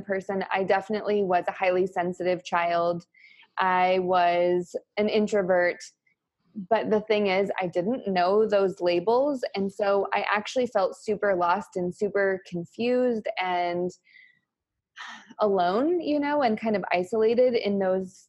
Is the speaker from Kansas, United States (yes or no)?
no; New Mexico, United States; now in Austin, United States; I'm also from New Mexico. I like to share that. I'm very proud of my New Mexico heritage.